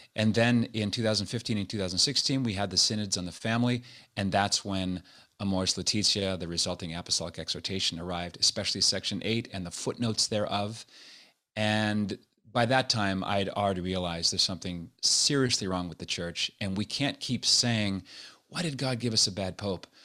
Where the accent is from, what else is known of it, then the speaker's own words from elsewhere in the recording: Nova Scotia, Canada; moved away as an adult; also born or lived in Montreal / Toronto / Los Angeles; now in United States; I was born and raised in Nova Scotia